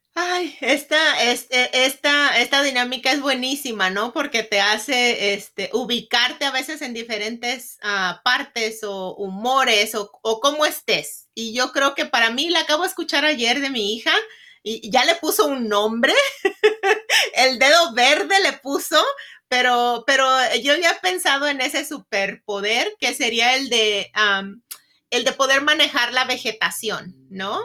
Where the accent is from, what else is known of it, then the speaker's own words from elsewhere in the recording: Lázaro Cárdenas, Michoacán, Mexico; moved away as an adult; now in United States; Yo soy oriunda de Michoacán, una ciudad que se llama Ciudad Lázaro Cárdenas, Michoacán.